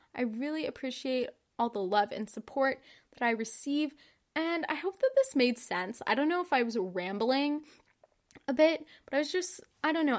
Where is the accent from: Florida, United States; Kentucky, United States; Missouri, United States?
Kentucky, United States; I'm from Kentucky